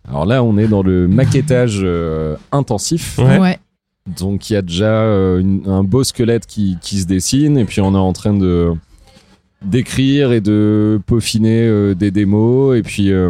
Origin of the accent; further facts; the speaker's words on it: Évreux, Normandy, France; on vient d'Evreux quoi.